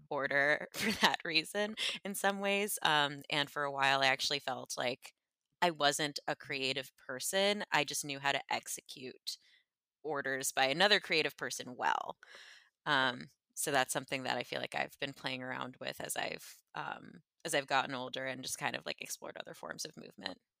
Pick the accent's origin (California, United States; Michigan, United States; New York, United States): New York, United States; Westchester; moved away; I'm from Westchester originally